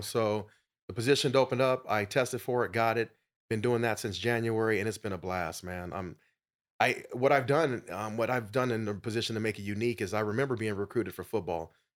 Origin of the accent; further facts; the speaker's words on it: Phoenix, Arizona, United States; I'm a native of Arizona, grew up in South Phoenix